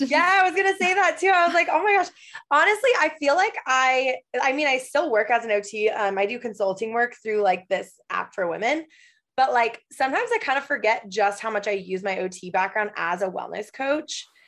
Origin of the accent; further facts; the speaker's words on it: Michigan, United States; moved away as an adult; also born or lived in Los Angeles; now in Portland, Oregon, United States; I am originally from Michigan